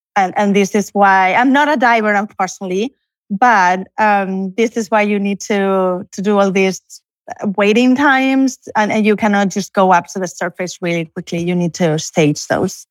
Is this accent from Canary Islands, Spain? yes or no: yes; Canary Islands, Spain; moved away as an adult; also born or lived in Barcelona; now in College Station, United States; I'm originally from Spain, although I, I was born in Canary Islands, but I'm now in Barcelona